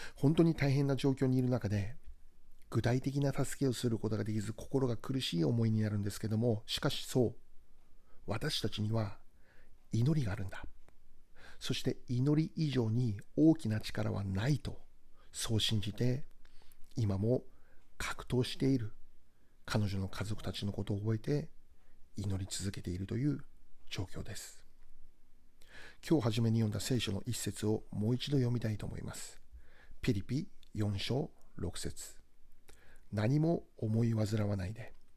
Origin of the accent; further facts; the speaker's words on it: Hokkaido, Japan; moved away; 私は北海道出身で、えー、現在も